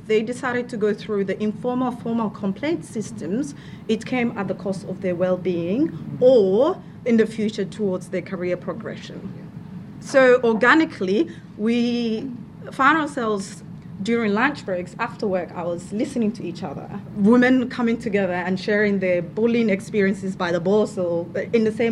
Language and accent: English; Somalia; moved away as an adult; now in Victoria, Australia; I am from Somalia. I've lived here for 10 years. Came here as an international student.